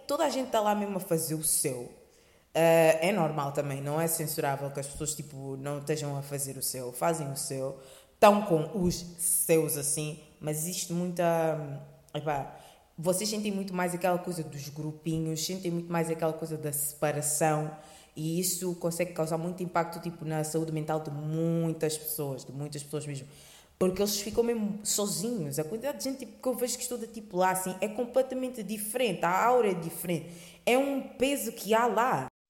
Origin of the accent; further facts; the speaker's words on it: Lisbon, Portugal; Crescendo em Lisboa